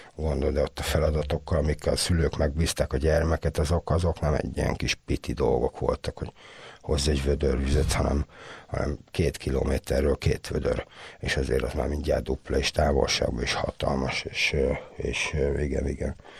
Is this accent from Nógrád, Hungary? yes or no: no; Komló, Baranya, Hungary; born or raised there; moved away as an adult; also born or lived in Budapest